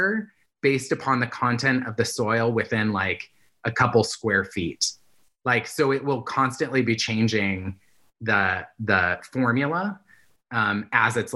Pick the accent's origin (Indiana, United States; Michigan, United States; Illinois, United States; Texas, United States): Indiana, United States; now in California, United States; where I grew up in Indiana